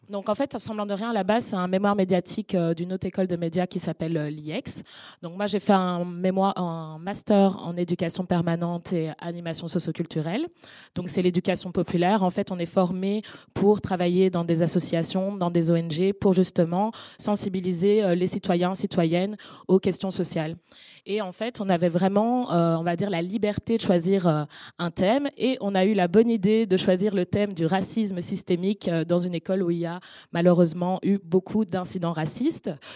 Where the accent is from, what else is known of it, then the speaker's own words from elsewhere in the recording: Brussels, Brussels-Capital Region, Belgium; je suis née à Bruxelles